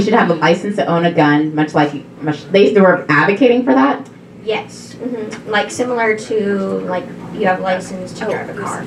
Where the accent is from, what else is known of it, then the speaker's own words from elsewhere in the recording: South Dakota, United States; I'm from South Dakota